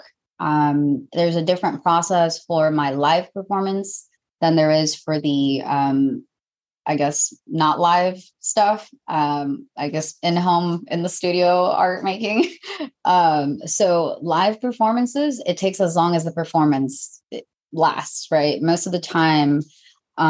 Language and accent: English; Mexico; I'm from Mexico